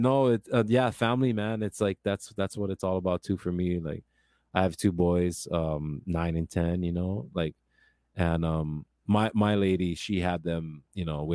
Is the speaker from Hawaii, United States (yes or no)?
yes; Kailua, Hawaii, United States; growing up in Kailua too